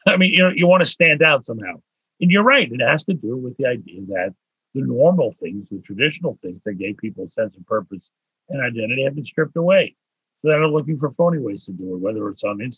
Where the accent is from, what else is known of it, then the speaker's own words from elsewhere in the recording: Pittsburgh, Pennsylvania, United States; moved away as an adult; now in Montreal, Canada; I was born in Pittsburgh